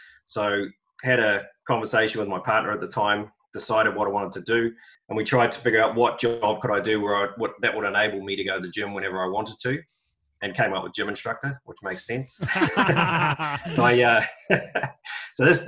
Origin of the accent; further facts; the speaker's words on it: Auckland, New Zealand; moved away as an adult; also born or lived in Australia / United Kingdom; I grew up in Auckland, in the Epsom sort of Royal Oak area